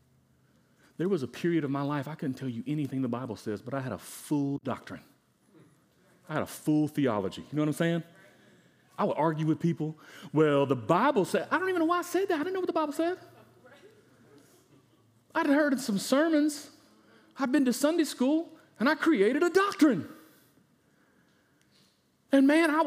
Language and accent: English; United States; I'm an American